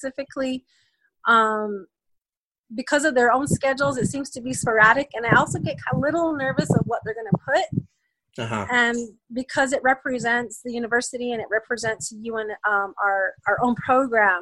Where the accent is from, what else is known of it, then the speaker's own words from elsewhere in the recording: Cochiti, New Mexico, United States; also born or lived in California; So I was born in California. At about the age of 2 or 3, we moved back to Cochiti. And that's essentially where I was raised from that age